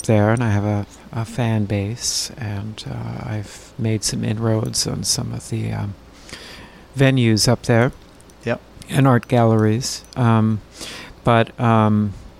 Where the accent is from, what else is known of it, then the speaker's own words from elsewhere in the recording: Duluth, Minnesota, United States; I grew up in Duluth